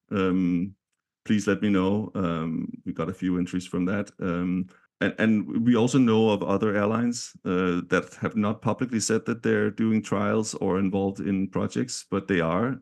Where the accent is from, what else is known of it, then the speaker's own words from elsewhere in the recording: Denmark; now in San Francisco, United States; I'm from Denmark